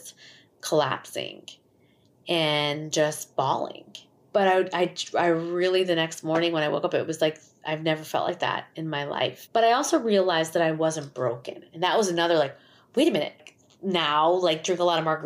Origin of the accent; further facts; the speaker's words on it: Schaumburg, Illinois, United States; I grew up in Schaumburg, Illinois